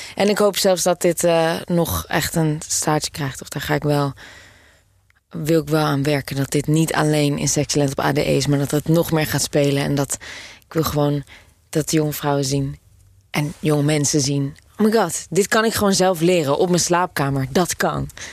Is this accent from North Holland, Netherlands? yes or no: yes; Amsterdam, North Holland, Netherlands; ik kom uit Amsterdam.